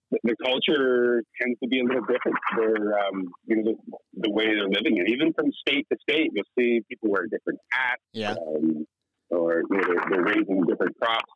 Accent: Bridgenorth, Ontario, Canada; moved away; also born or lived in Peterborough, Ontario; So I was born in Peterborough and really grew up in Bridge North, which is an even smaller, it's actually a little village outside of the city. But I went to high school in Peterborough

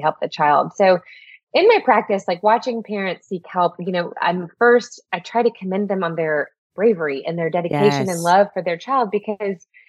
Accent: Houston, Texas, United States; moved away as an adult; now in Midland, United States; Born and raised in Houston

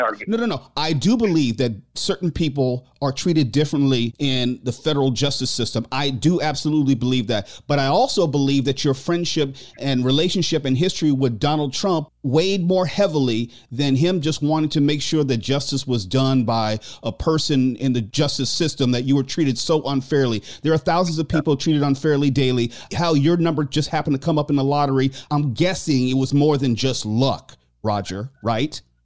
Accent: Torrance, California, United States; growing up in the Torrance School District was one of the first African American males in the school district

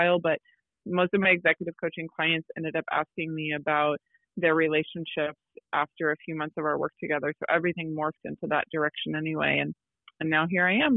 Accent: Midwest, United States; I'm from the Midwest as well

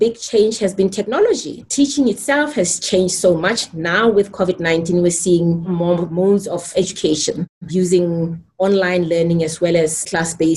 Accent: Soweto, Gauteng, South Africa; When I grew up in Soweto, we had no electricity in my home.

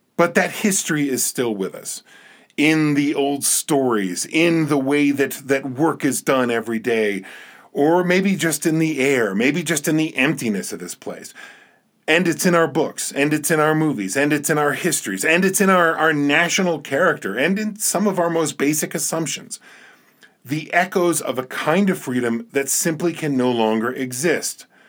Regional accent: New Jersey, United States; now in Montana, United States; I'm originally from New Jersey

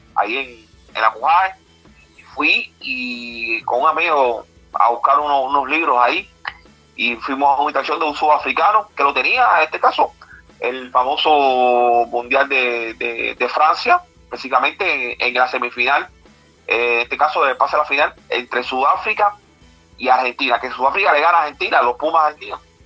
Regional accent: Cuba; como todo cubano

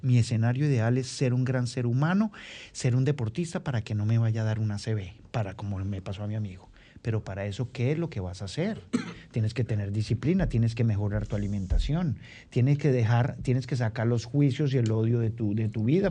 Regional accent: Bogotá, Colombia; moved away as an adult; now in Santo Domingo, Dominican Republic; yo vengo de, vengo de Bogotá, en el cual, ciudad donde viví 35 años

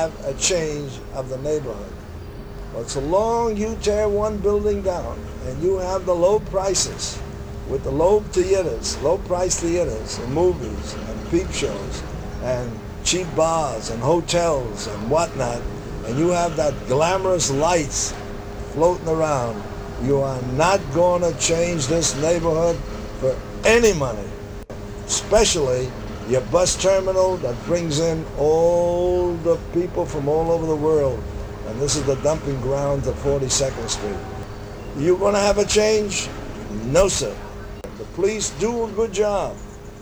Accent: New York, United States; also born or lived in Harlem; I was raised on the Lower East Side, and then I raised all through my life in Harlem

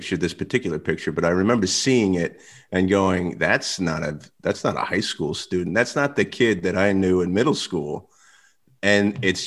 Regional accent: Stroudsburg, Pennsylvania, United States; we grew up in Stroudsburg, Pennsylvania

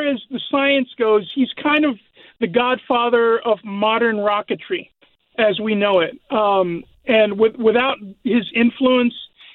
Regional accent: San Antonio, Texas, United States; moved away as an adult; now in Graham, United States; I grew up in San Antonio, Texas.

